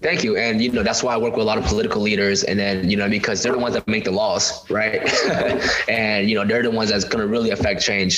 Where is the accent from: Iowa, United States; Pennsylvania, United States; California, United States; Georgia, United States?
California, United States; Stockton; my hometown of my city of Stockton